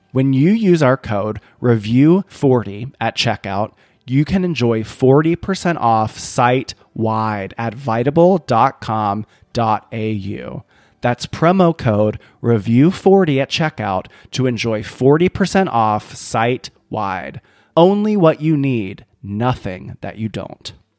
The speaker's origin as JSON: {"language": "English", "region": "South Carolina", "country": "United States", "tie": "born or raised there", "moved": "yes", "said": "growing up in South Carolina"}